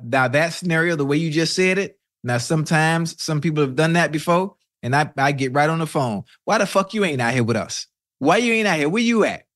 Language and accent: English; Miami, Florida, United States; I'm from Miami